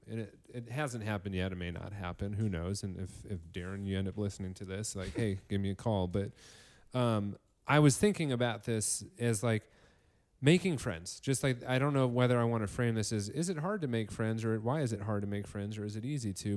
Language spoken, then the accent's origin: English; Northern Illinois, United States; Illinois, Northern Illinois, six foot three